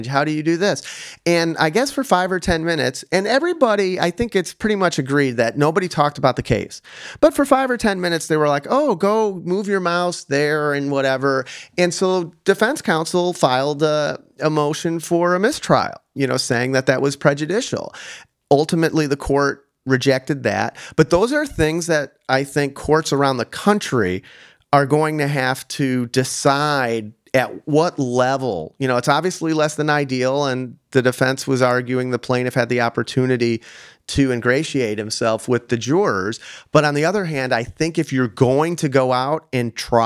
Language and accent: English; Chicago, Illinois, United States; accent: slight Chicago; I have a slight Chicago accent